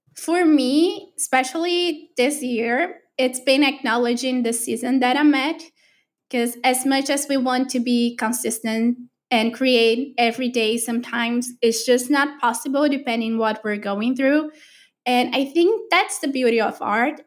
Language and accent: English; Brazil; moved away; I'm from Brazil